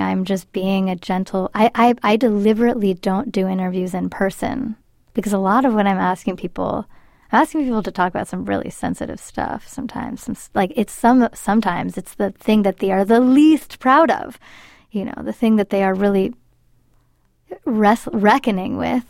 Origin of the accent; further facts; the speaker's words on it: North Bay, California, United States; first language Spanish; English is a second language; I grew up in the North Bay